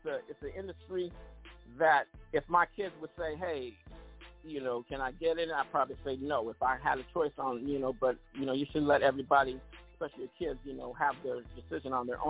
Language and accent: English; Oakland, California, United States; also born or lived in Detroit / Los Angeles; Shout out to Detroit because I used to live in Detroit, but I'm originally from the Yay area. You know, from Oakland